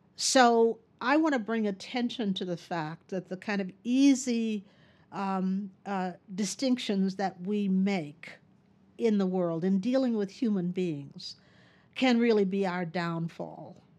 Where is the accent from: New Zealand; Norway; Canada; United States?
United States; Texas; moved away; I, uh, moved back to my home state of Texas